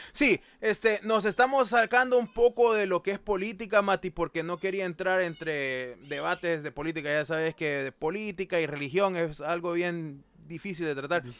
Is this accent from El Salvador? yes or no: yes; El Salvador; now in United States; nosotros somos personas que no vivimos en El Salvador, pero somos de El Salvador.